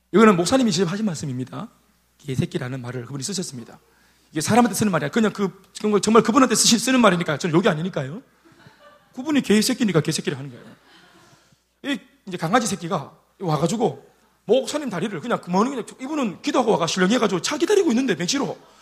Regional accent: South Korea; 제가 동천 출신 아닙니까? 동천 출신. 그 촌에서 막 도마뱀 잡아가 군기 짜라가 막 꾸벅꾸벅 하는 제가

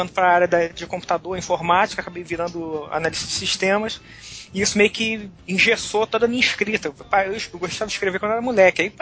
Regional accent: Rio de Janeiro, Brazil; Eu sou do Rio de Janeiro, mas só aquele carioca fajuto, sabe?

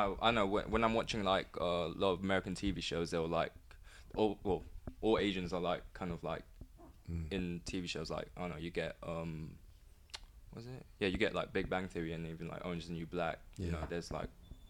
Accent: London, United Kingdom; no, I'm really from London. Like, I live in, like, Collindale.

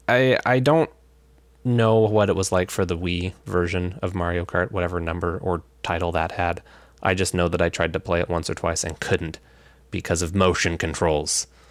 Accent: Alaska, United States; also born or lived in Olympia, Washington; now in Washington, United States; We're both originally from Alaska

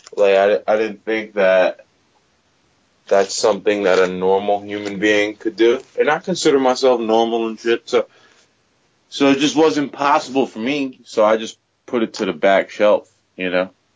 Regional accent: United States; also born or lived in New Jersey; I'm a Pakistani dude that grew up in America, and I'm very American

